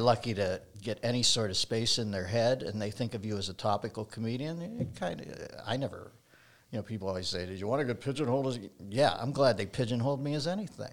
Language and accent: English; Pittsburgh, Pennsylvania, United States; now in Los Angeles, United States; I grew up in Pittsburgh